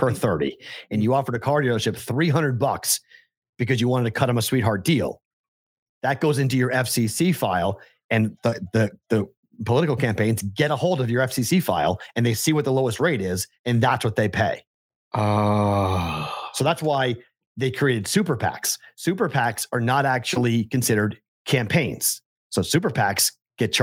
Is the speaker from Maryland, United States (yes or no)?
no; Boston, Massachusetts, United States; accent: Boston; My Boston accent